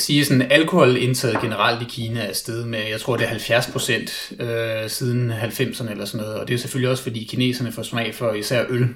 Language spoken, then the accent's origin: Danish; Denmark; at være dansker